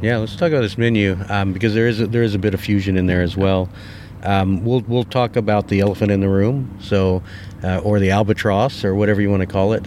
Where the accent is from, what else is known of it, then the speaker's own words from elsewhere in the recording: Texas, United States; born and raised in Texas